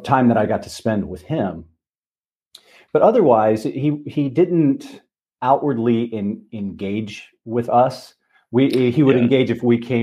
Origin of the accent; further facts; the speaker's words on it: north of Dayton, Ohio, United States; moved away; I grew up in Ohio, okay. About 20 minutes north of Dayton